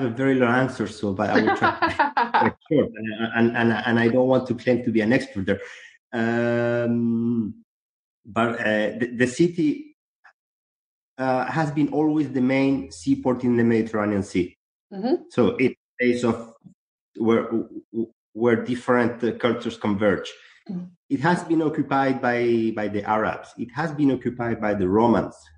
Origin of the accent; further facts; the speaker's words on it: Chile; now in Barcelona, Spain; I'm originally from Chile, actually. Mm-hmm. I'm not a Spanish.